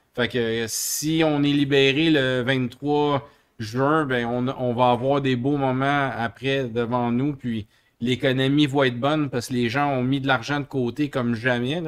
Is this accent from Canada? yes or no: yes; Montreal, Quebec, Canada; on vient de Montréal, du Canada